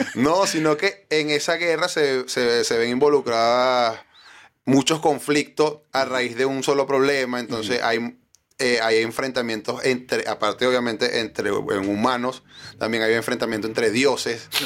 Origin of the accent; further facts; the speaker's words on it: Cabudare, Lara, Venezuela; moved away as an adult; also born or lived in Maracaibo, Venezuela; now in Chile; Barquisimeto como tal, yo soy de Caudare.